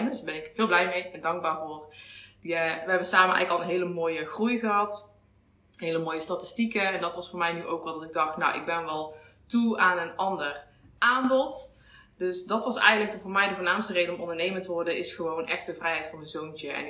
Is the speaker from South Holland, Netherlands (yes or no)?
no; North Brabant, Netherlands; accent: soft G; Oorspronkelijk kom ik uit Brabant, dus misschien hoor je af en toe eh, een zachte G.